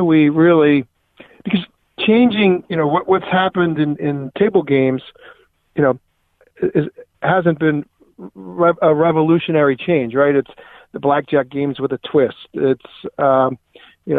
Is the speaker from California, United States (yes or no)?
no; Atlantic City, New Jersey, United States; I grew up in the Atlantic City area